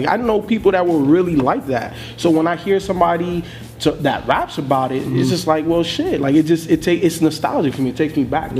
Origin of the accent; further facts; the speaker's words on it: Miami, Florida, United States; I grew up in Miami